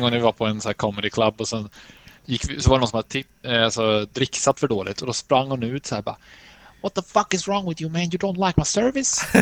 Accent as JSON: {"language": "Swedish", "country": "Sweden", "said": "som mesig svensk"}